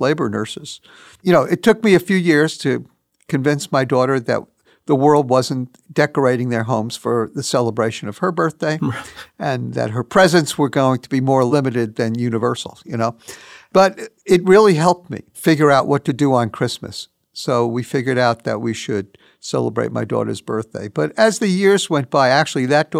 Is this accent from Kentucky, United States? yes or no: no; New York City, New York, United States; my first job growing up in New York City was stocking shelves